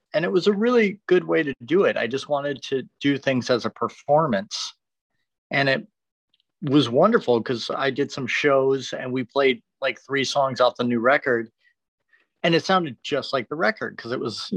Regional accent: Detroit, Michigan, United States; moved away as an adult; now in Los Angeles, United States; it was a great place to grow up

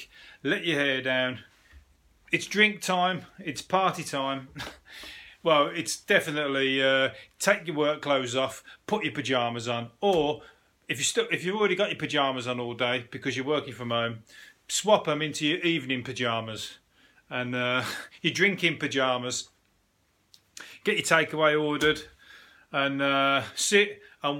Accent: Birmingham, West Midlands, United Kingdom; I'm from Birmingham

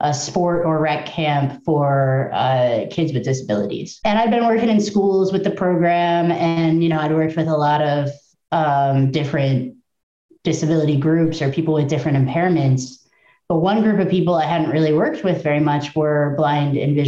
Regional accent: Midwest, United States; now in Georgia, United States; I'm from the Midwest

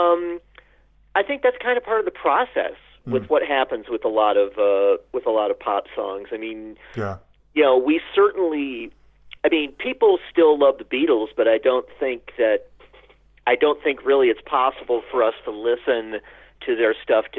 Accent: Jackson, Michigan, United States; also born or lived in Lansing, Michigan / Ypsilanti, Michigan; I was born in Jackson, Michigan, mm-hmm. and lived for a long time in Lansing, Michigan

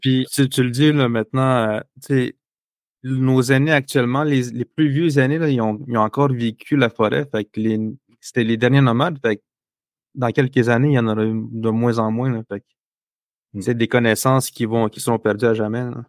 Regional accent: Manawan, Quebec, Canada; je viens de Manoan

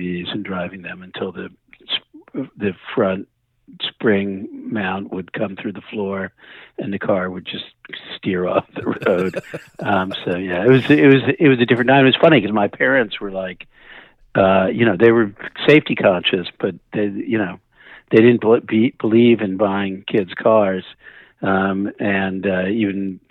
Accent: New Jersey suburb, United States; also born or lived in Brooklyn, New York; when I was pretty young, my parents moved us to a New Jersey suburb that was literally you walking distance from Manhattan.

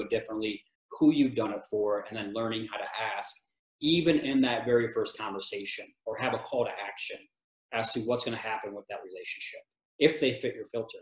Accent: Michigan, United States; moved away as an adult; also born or lived in Texas / West Virginia / Tennessee; now in Colorado, United States; I'm from Michigan

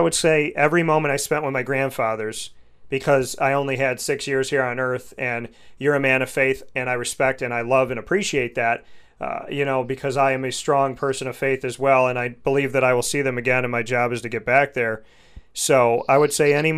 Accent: Central New York, United States; I come from Central New York

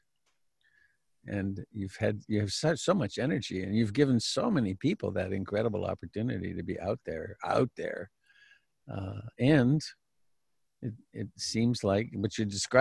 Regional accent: Canada; now in United States; even though I'm Canadian, my home is here.

